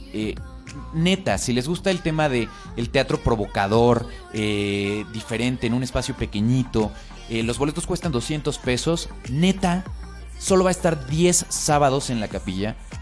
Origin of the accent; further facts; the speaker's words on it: Mexico City, Mexico